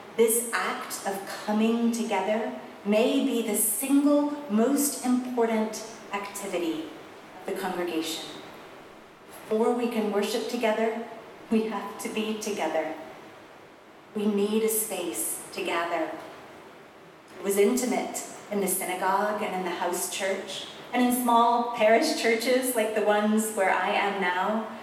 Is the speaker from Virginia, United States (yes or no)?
no; South Carolina, United States; I grew up in South Carolina